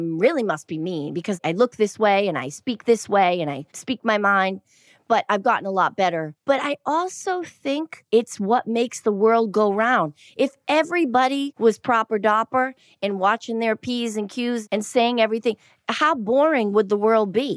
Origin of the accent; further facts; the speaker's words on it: Boston, Massachusetts, United States; I grew up in Boston and you had to be really tough